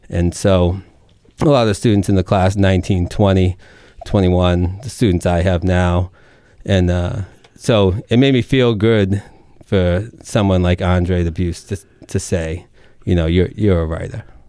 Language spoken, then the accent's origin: English; Lowell, Massachusetts, United States; accent: Merrimack Valley; now in north of Boston, United States; I grew up right along the Merrimack off of the boulevard.